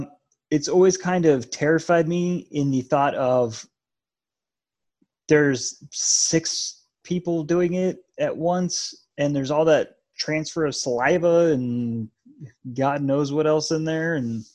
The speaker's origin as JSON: {"language": "English", "region": "Colorado", "country": "United States", "tie": "born or raised there", "said": "especially growing up in Colorado. Our Halloween traditions, we've talked about this before, was bundling up so you couldn't really see our costume anyway because it was so cold and usually snowed."}